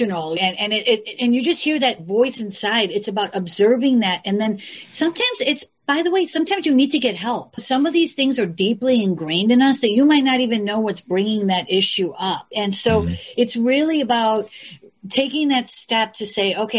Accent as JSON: {"language": "English", "town": "Chicago", "region": "Illinois", "country": "United States", "tie": "born or raised there", "said": "I'm from the Midwest, from Chicago. And I grew up with you guys."}